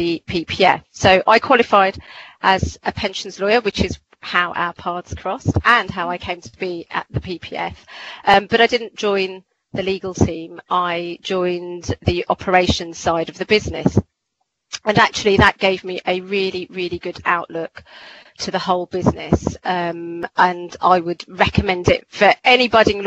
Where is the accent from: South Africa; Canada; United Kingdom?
United Kingdom; Croydon, London; I was born and bred in Croydon